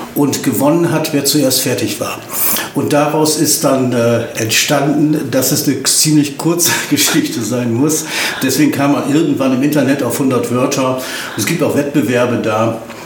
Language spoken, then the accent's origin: German; Oldenburg, Lower Saxony, Germany; moved away as an adult; also born or lived in Hanover; now in Osnabrück, Germany; bin ich in Hannover Langenhagen geboren worden. Und bin dann aber nach zwei Jahren umgezogen nach Oldenburg mhm. und dann nach Osnabrück